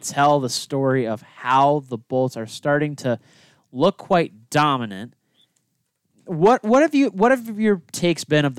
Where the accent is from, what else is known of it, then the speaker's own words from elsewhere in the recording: Detroit, Michigan, United States; Growing up in Detroit